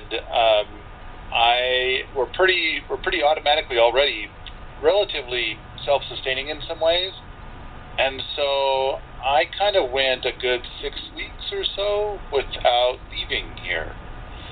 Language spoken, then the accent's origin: English; Montana, United States; I'm from Montana.